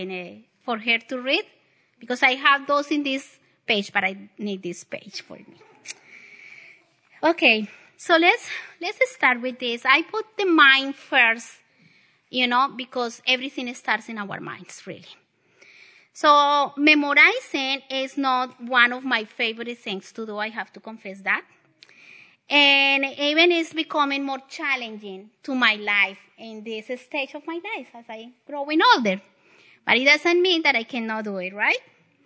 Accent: the South, United States; accent: Southern; you need to get in use with my Southern accent. Very southern.

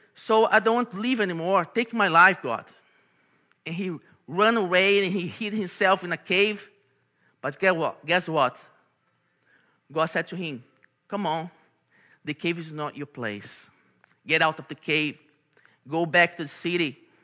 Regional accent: Brazil; English is a second language; moved away as an adult; now in Baltimore, United States; I'm from Brazil, and I came to this beautiful country called United States, to this beautiful city called Baltimore

